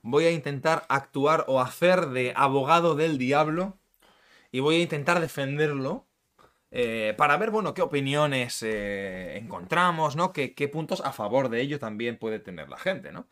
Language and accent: Spanish; Madrid, Community of Madrid, Spain; en mi tierra, en Madrid